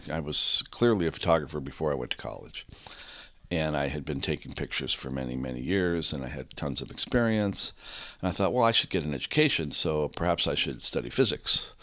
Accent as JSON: {"language": "English", "town": "San Rafael", "region": "California", "country": "United States", "tie": "born or raised there", "also_born_or_lived": "San Francisco", "said": "I grew up in Marin. I grew up in San Rafael."}